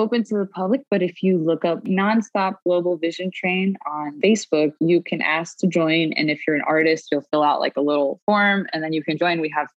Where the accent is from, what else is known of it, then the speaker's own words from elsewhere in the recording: Miami, Florida, United States; growing up in Miami